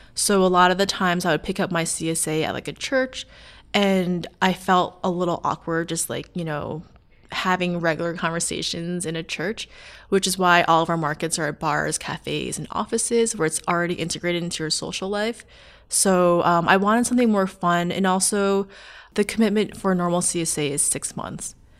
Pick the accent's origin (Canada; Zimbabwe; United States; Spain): United States; Long Island, New York; I'm from Long Island